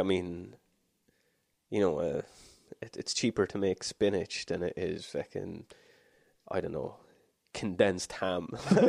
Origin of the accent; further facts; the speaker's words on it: the exact middle of Ireland, Midlands, Ireland; where I grew up in Ireland is akin to a Colorado in America.